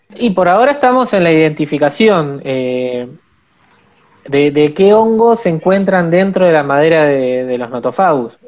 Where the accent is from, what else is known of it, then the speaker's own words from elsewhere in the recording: Buenos Aires, Argentina; moved away as an adult; now in Esquel, Argentina; yo nací en Buenos Aires, en, el barrio de Buedo. Eh, y me vine hace más o menos ocho años